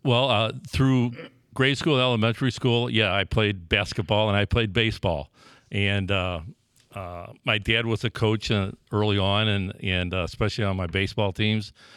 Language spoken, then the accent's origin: English; St. Louis, Missouri, United States; also born or lived in Dellwood, Missouri; I grew up in Holy Rosary in Saint Engelbert, which, which were neighborhood parishes.